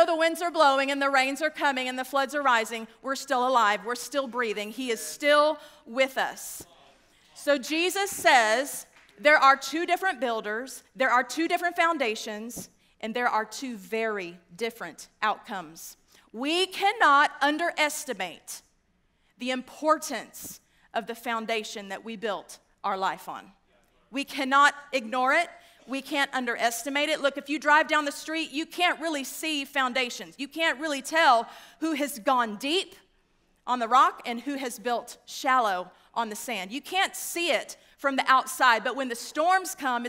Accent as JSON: {"language": "English", "region": "West Texas", "country": "United States", "tie": "born or raised there", "also_born_or_lived": "DeSoto, Texas", "said": "I grew up in West Texas, and you can take me out, but you can't take it out of me"}